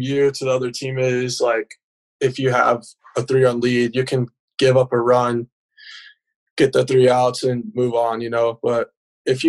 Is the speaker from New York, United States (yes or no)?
no; Alvin, Texas, United States; Alvin, Texas. I went to Nolan Ryan's high school, actually